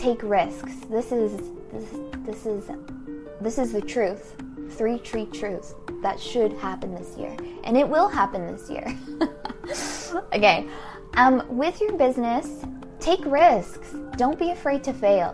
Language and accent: English; United States; we, as a American society, modern American society